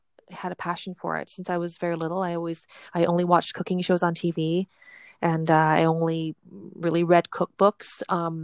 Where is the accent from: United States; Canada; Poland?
Canada; Vancouver, British Columbia; also born or lived in Hong Kong; My family's from Hong Kong, but we immigrated to Canada when I was just 1 year old. And we grew up in Vancouver